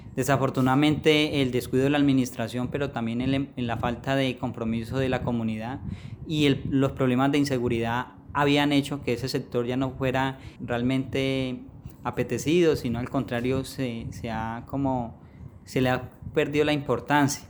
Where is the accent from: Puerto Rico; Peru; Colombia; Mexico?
Colombia; Florencia, Caquetá; Yo soy poblador del municipio de Florencia